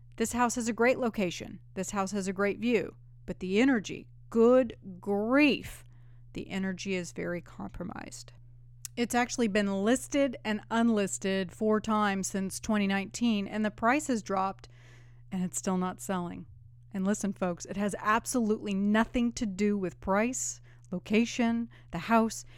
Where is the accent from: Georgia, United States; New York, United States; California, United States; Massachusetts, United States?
California, United States; now in Nashville, United States; I grew up in California